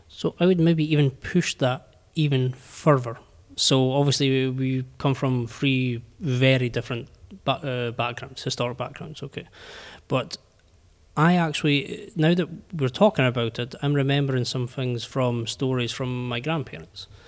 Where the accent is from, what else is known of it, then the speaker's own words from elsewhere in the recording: United Kingdom; I'm British